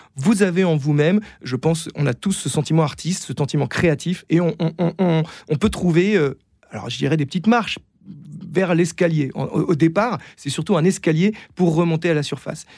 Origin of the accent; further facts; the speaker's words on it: Versailles, Île-de-France, France; J'ai grandi euh, à Versailles